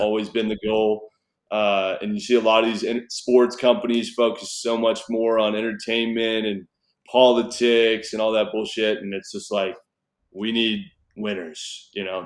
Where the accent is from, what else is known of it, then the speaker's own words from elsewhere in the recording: Newport Beach, California, United States; moved away as an adult; also born or lived in Fort Worth, Texas / Reno, Nevada / Las Vegas, Nevada; now in Texas, United States; where I grew up in Newport Beach, California